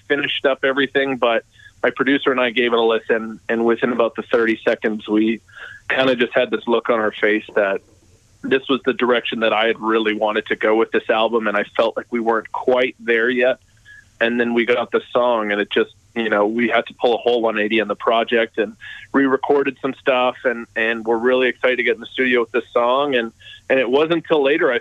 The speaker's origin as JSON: {"language": "English", "town": "Winnipeg", "region": "Manitoba", "country": "Canada", "said": "I am from Winnipeg"}